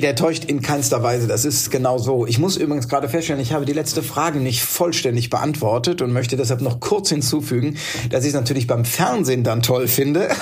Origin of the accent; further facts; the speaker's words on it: Neustadt an der Weinstraße, Rhineland-Palatinate, Germany; ich bin in Neustadt an der Weinstraße geboren